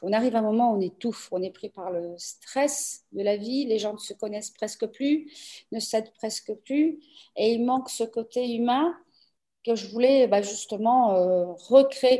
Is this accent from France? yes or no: yes; Paris, Île-de-France, France; moved away as an adult; also born or lived in Aveiro, Portugal; now in Portugal; je suis née au Portugal, partie en France euh, âgée de 15 jours. Donc, j'ai eu 47 ans de vie à Paris